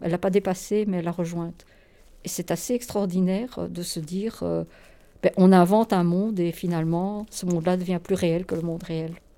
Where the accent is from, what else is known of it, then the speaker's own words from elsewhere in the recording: Poland; quand j'étais enfant, parce que dans la Pologne communiste, à mon avis, mes parents ne me faisaient pas tellement écouter de, de musique juive